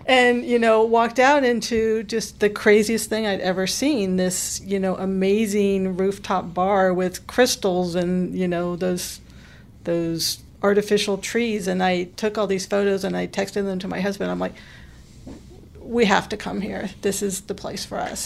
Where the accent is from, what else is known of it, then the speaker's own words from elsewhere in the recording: Sacramento, California, United States; now in Knoxville, United States; I'm originally from Sacramento